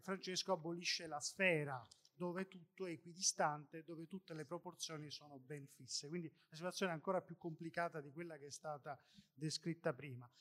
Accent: Sicily, Italy; io sono siciliano

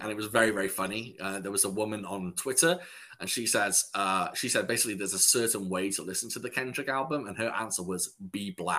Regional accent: West Coast, United States; So I grew up on West Coast, but I made the transition to the East Coast.

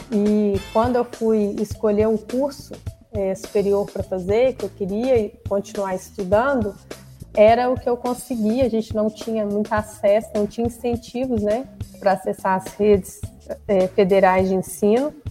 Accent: Cláudio, Minas Gerais, Brazil; É, bom, Neto, eu sou natural de Cláudio, eu fui nascida, criada lá em Cláudio, moro lá até hoje, trabalho aqui em Arcos.

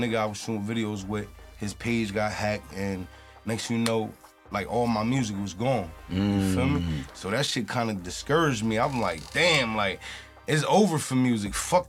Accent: New Brunswick, New Jersey, United States; Like, I came from this city, so it's like, I know what they going through

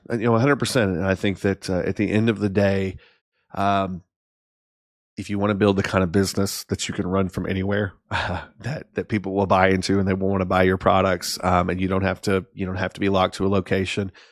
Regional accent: Arkansas, United States; moved away; I was this kid from Arkansas, um, that lived in a town that at the time had six thousand people in it

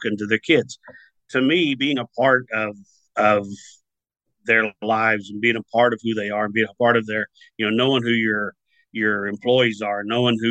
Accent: Southern Oklahoma, United States; moved away as an adult; also born or lived in Colorado; I grew up in Southern Oklahoma on a farm, a little ranch thing

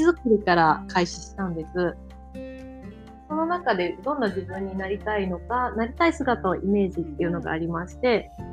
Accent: Tokushima, Japan; 地元の徳島

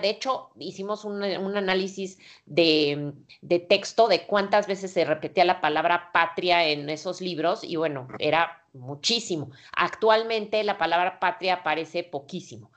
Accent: Mexico; nací en el México pues autoritario

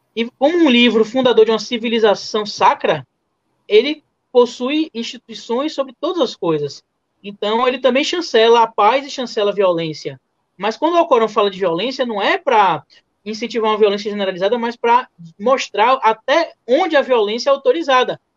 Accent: Bahia, Brazil; eu sou baiano, gosto de comida baiana

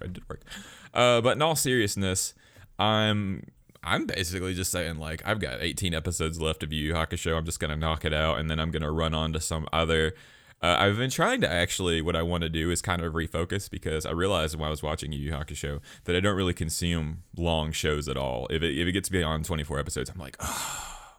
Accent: Alabama, United States; be from my home state of Alabama

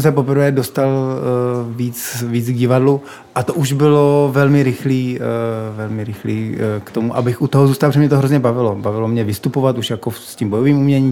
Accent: Czechia; my třeba jako Češi

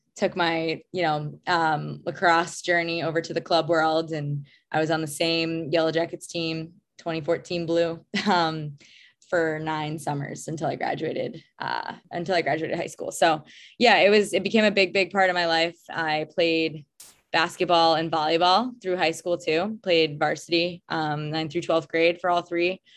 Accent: Long Island, New York, United States; I grew up on Long Island in New York

